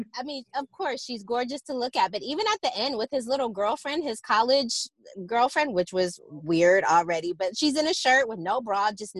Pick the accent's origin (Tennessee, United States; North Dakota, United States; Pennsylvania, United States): Pennsylvania, United States; Philadelphia; also born or lived in Detroit; I'm Detroit born, and then I was raised in Philadelphia. So I do have a Midwest connection, yeah.